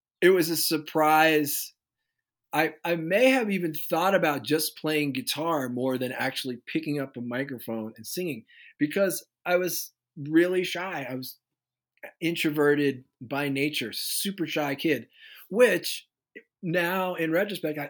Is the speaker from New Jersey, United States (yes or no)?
yes; Basking Ridge, New Jersey, United States; growing up in New Jersey.